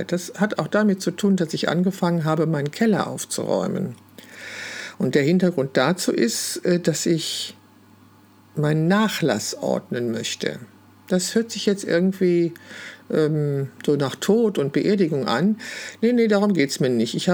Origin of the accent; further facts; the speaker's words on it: Wülfrath, North Rhine-Westphalia, Germany; ich bin in Wülfrath geboren und ich habe 21 Jahre dort gelebt